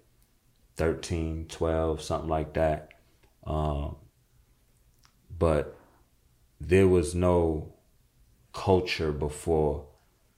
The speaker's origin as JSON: {"language": "English", "town": "New York City", "region": "New York", "country": "United States", "said": "I'm from Jamaica, Queens."}